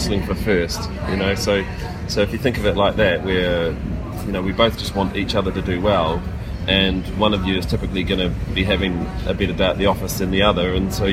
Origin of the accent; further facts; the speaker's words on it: New Zealand; as a Kiwi nation